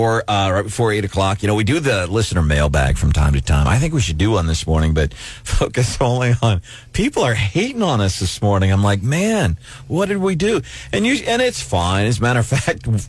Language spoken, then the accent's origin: English; St. Louis, Missouri, United States; growing up in St. Louis